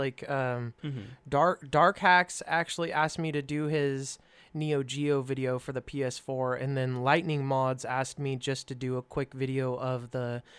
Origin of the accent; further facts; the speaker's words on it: California, United States; So I came from California, and my dad basically venture capitaled, and then I did all of the work.